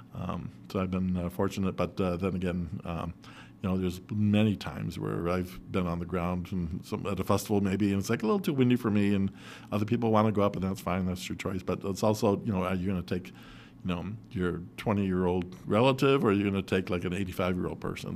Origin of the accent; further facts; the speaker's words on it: Rochester, New York, United States; I was born in Rochester, and I grew up in Rochester, and I'll probably die in Rochester as well